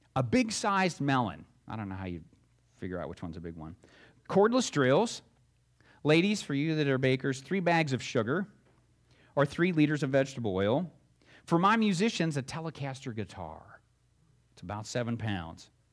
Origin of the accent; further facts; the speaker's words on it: Alabama, United States; also born or lived in Florida; now in Ohio, United States; When I was growing up in Alabama